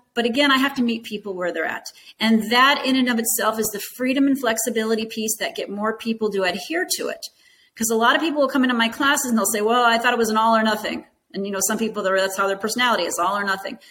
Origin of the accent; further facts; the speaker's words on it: Arizona, United States; moved away as an adult; also born or lived in Grand Rapids, Michigan; I grew up in Arizona.